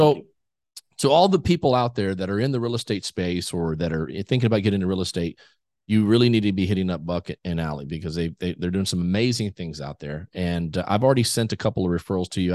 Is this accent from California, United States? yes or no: no; South Texas, United States; I grew up in South Texas